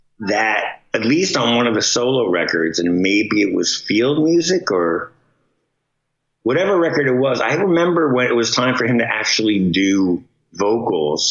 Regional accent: New York City, New York, United States; moved away as an adult; also born or lived in New Jersey; growing up in Bensonhurst, Brooklyn, my parents were immigrants

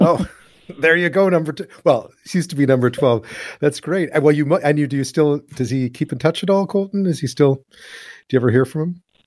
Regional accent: Montreal, Quebec, Canada; I'm from Montreal.

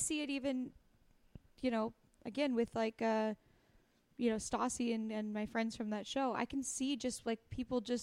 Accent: Astoria, Oregon, United States; I'm from Astoria, Oregon. The school system wasn't... We had like 2 years of Spanish they offered

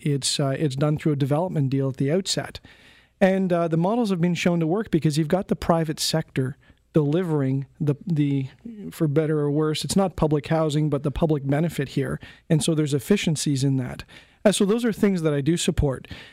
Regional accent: Canada; as a Canadian, a, as a citizen

